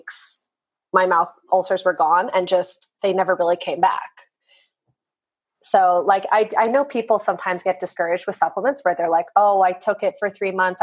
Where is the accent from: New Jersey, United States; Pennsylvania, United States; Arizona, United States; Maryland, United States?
Arizona, United States; I grew up in Arizona